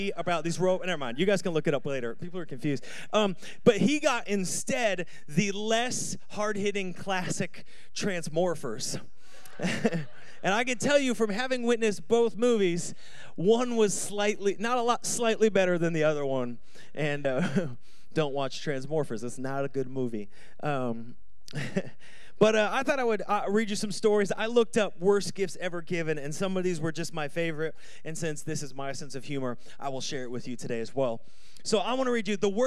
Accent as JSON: {"language": "English", "country": "United States", "tie": "born or raised there", "moved": "yes"}